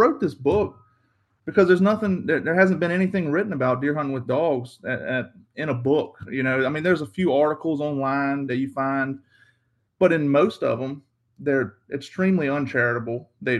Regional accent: Carsville, Virginia, United States; I'm from Southeast Virginia. I grew up in a small town called Carsville, Virginia, or in Alawite County. I do most of my hunting in Southampton County. I grew up dog hunting.

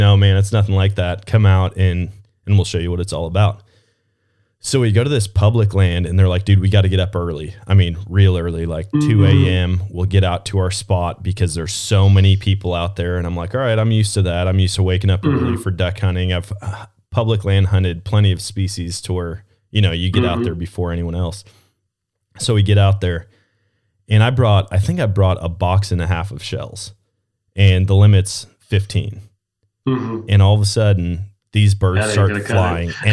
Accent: Wisconsin, United States; moved away; also born or lived in Missouri; Growing up in Wisconsin

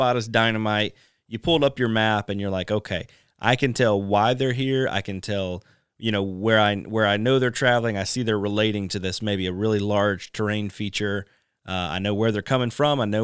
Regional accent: Alabama, United States; moved away; also born or lived in Louisiana; I'm from Alabama, then moved to Louisiana

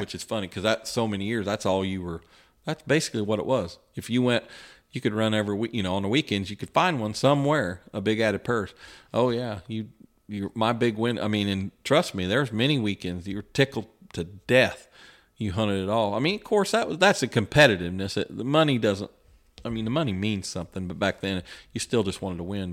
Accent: West Lafayette, Indiana, United States; I was from West Lafayette

